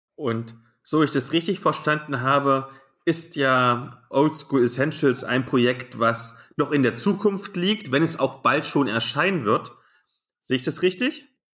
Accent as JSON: {"language": "German", "area": "near Nordhausen", "region": "Thuringia", "country": "Germany", "tie": "born or raised there", "moved": "yes", "said": "Nordhausen liegt gar nicht so weit weg von diesem kleinen Kaff, wo ich aufgewachsen bin"}